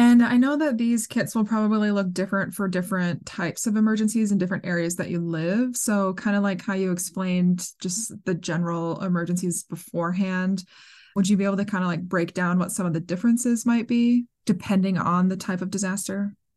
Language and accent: English; Minnesota, United States; moved away; I grew up in Minnesota